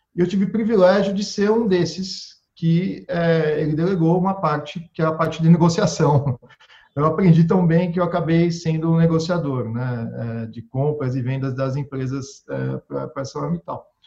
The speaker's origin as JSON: {"language": "Portuguese", "country": "Brazil", "said": "eu sou brasileiro"}